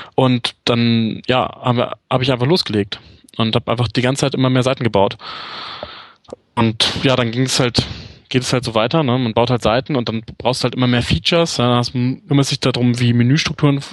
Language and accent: German; Hanover, Lower Saxony, Germany; moved away as an adult; also born or lived in England; now in Munich, Germany; Bin In Hannover geboren und ja. Äh, war da bis ich nach dem Studium. Ja, also relativ lange. Mit der kleinen Pause, wo ich in England gelebt habe.